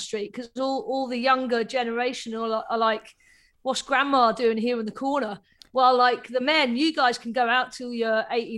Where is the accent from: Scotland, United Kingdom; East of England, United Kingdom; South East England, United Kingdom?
East of England, United Kingdom; Cambridge; I grew up in Cambridge, so it's a very small town. So there was no gay scene there. I didn't know if there were any gay people or any other lesbians there. So when I moved to Manchester, it was just like a massive eye opener